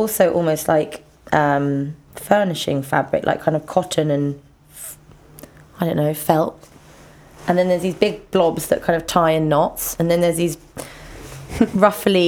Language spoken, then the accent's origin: English; London, United Kingdom; I grew up in Ladbroke Grove